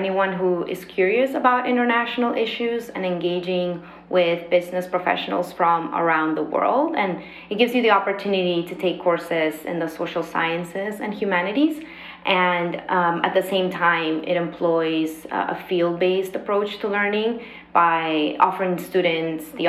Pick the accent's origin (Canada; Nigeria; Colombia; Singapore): Colombia; Bogotá; moved away as an adult; now in Philadelphia, United States; So I'm from Colombia. I was born and raised in Bogota, the capital city, and moved to the United States after high school to start university.